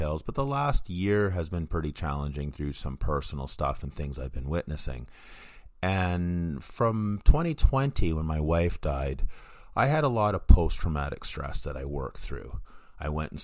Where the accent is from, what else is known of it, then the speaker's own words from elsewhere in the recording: Vancouver, British Columbia, Canada; in Vancouver, my hometown